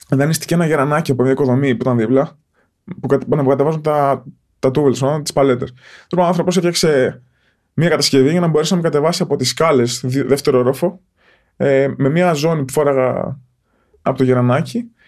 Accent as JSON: {"language": "Greek", "town": "Porto Rafti", "region": "Attica", "country": "Greece", "tie": "born or raised there", "said": "όταν μετακομίσαμε στο Πόρτο Ράφτη, εκεί που μεγάλωσα"}